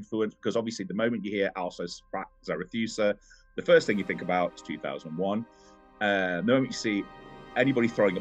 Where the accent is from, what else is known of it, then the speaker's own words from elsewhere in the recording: Nottingham, East Midlands, United Kingdom; I'm from Nottingham. I live in Nottingham.